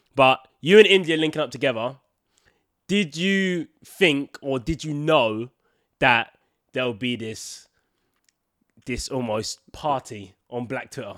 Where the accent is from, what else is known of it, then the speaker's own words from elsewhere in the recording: Mayo, Connacht, Ireland; I'm from Mayo.